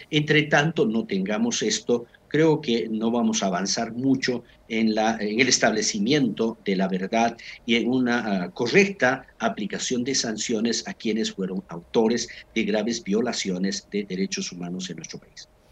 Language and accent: Spanish; Bolivia; somos bolivianos